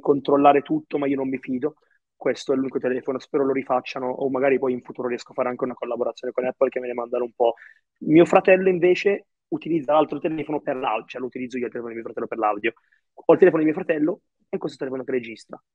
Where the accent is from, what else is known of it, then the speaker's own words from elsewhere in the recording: Italy; also born or lived in Egypt; io sono nato in Egitto, all'età tipo di nove mesi circa, non so, io ho imparato a camminare qua in Italia